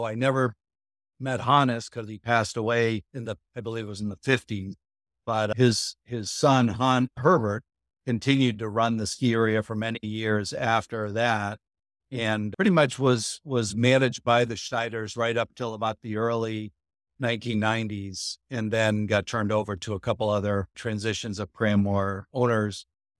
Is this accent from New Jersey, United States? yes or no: no; New Hampshire, United States; I grew up in Mount Washington Valley here, so I have some roots here.